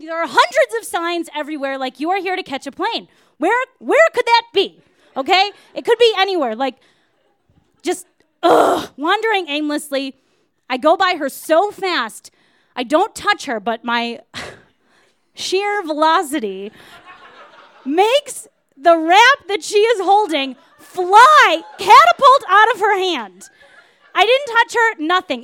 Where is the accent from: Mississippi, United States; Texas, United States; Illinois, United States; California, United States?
Illinois, United States; Wilmette; I am from Wilmette, Illinois, and that means that, uh, it's a super suburb where there are no guns ever